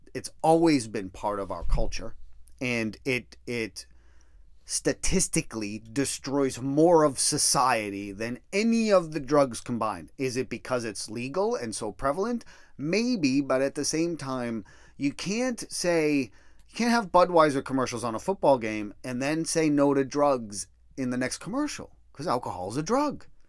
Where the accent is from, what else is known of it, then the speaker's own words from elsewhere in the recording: Massachusetts, United States; moved away; also born or lived in Colorado; I grew up in Massachusetts